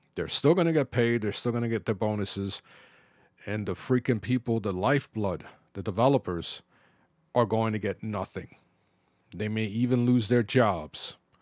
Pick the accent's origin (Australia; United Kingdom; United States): United States; New York City, New York; growing up in the Bronx.